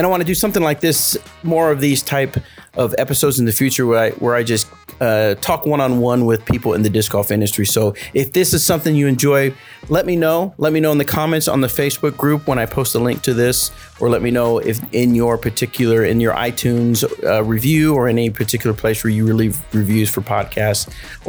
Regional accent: United States; Well, I am American.

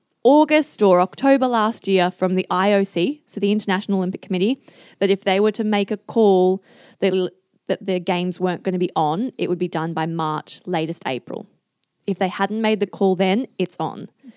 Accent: Adelaide, South Australia, Australia; I'm such a family person. I'm from Adelaide. I love my family and I love seeing my family often.

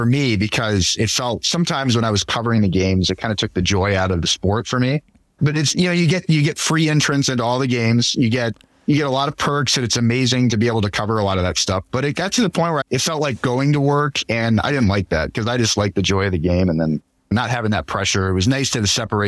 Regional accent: St. Louis, Missouri, United States; moved away as an adult; also born or lived in Buffalo, New York; now in Minneapolis, United States; growing up in St. Louis and going to Mizzou

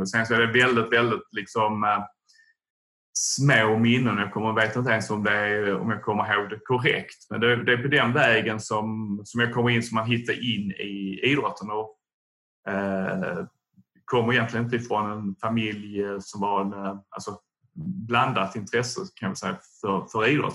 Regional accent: Tomelilla, Skåne, Sweden; Jag är från eh, Tomelilla, Österlen

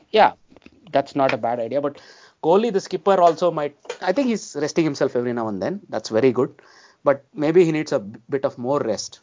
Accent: India; as Indian cricket fans

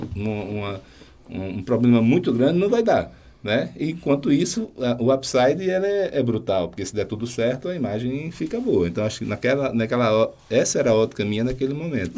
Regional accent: Barra de São Miguel, Alagoas, Brazil; also born or lived in Maceió; Eu não sou de Maceió, mais precisamente da Barra de São Miguel, lá em Alagoas.

